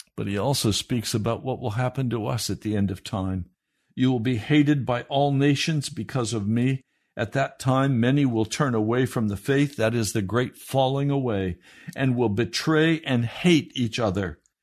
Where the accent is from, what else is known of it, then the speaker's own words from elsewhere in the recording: United States; we proud Americans